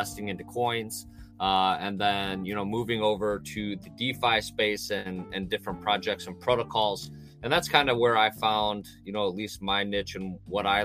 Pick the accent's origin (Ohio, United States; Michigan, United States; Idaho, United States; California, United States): Ohio, United States; I'm from Ohio in the U.S.